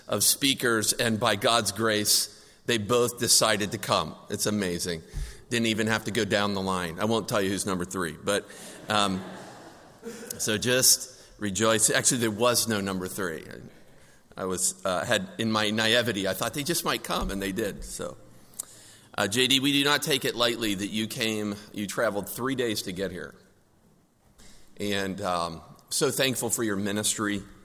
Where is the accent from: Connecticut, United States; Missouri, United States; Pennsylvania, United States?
Pennsylvania, United States; Clymer; We grew up together in Clymer, Pennsylvania